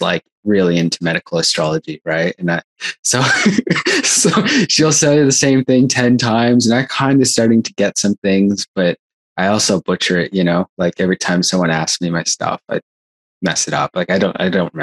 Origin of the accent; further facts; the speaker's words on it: Canada; now in Australia; I was born in Canada